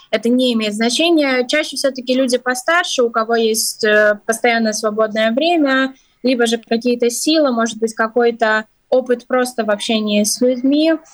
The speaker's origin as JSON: {"language": "Russian", "country": "Ukraine", "moved": "as an adult", "lives_now": "Latvia", "said": "Да, ну я, например, сама из Украины, тоже занимаюсь волонтерством, тоже приехала из-за войны."}